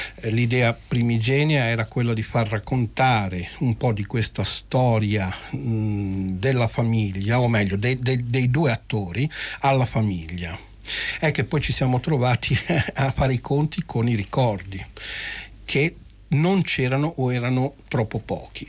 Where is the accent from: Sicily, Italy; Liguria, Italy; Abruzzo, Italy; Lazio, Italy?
Liguria, Italy; Genoa; essendo genovesi